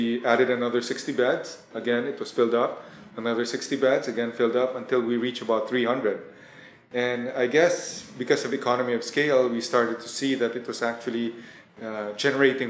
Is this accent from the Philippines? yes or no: yes; Philippines; also born or lived in Thailand; I was born in Thailand, but my family migrated to the Philippines when I was very young. I think about at five